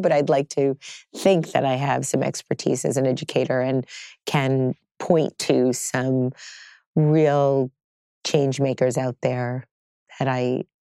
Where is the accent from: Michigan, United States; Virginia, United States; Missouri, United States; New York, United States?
New York, United States; Staten Island; also born or lived in Brooklyn, United States / Howard Beach, Queens, United States; Well, I'm a native New Yorker.